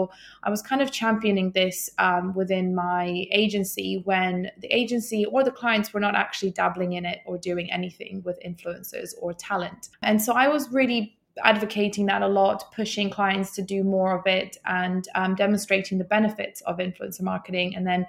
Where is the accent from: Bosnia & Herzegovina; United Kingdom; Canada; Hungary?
Bosnia & Herzegovina; also born or lived in Iceland; I'm not actually Icelandic. I am actually from Bosnia, but Iceland is one of my three or four homes now. And I lived there for 4 years.